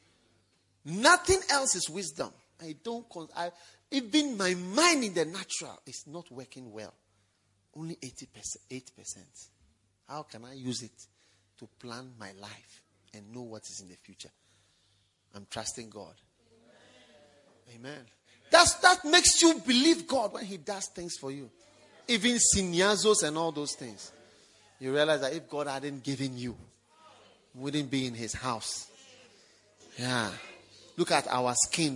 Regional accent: Ghana; moved away as an adult; now in London, United Kingdom; But as soon as I was born, I was taken to Ghana. And I've been there all my life.

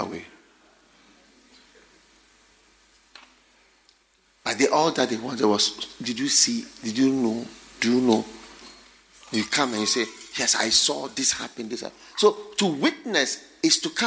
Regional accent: Ghana; when I grew up in Ghana

